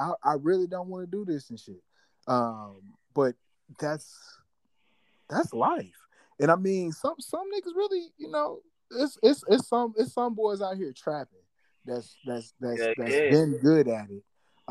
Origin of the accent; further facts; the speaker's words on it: St. Louis, Missouri, United States; I'm from St. Louis, Missouri